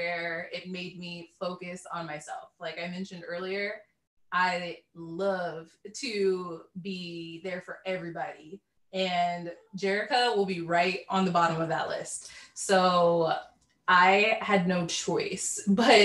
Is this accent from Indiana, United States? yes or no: no; Cincinnati, Ohio, United States; I am from Cincinnati, Ohio